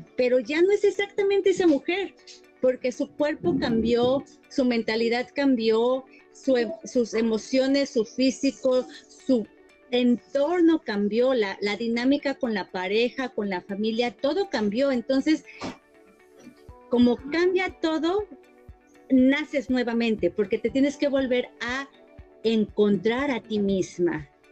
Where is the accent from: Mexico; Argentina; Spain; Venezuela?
Mexico; moved away as an adult; now in Toronto, Canada; Yo soy mexicana, estudié relaciones públicas y emigré a Canadá y pues me quedé acá.